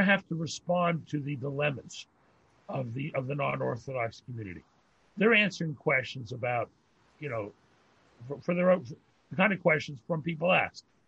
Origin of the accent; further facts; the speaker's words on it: Pittsburgh, Pennsylvania, United States; I grew up in Pittsburgh. My father uh, was a great rabbi in Pittsburgh